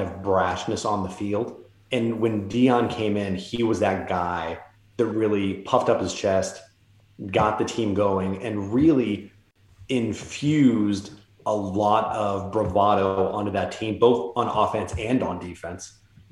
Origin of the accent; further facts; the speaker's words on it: Bay Area, California, United States; I grew up in the Bay Area.